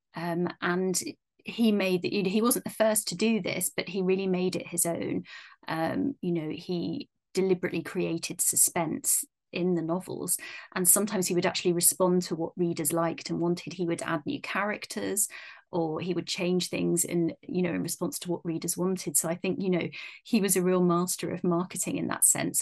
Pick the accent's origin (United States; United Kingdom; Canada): United Kingdom; being British